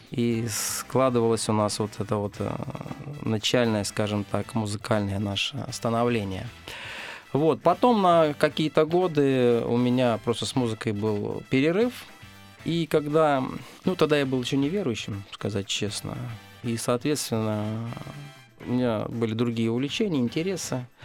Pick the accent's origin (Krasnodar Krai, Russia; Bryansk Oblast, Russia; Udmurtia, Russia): Bryansk Oblast, Russia; Bryansk; now in Moscow, Russia; мы из Брянска.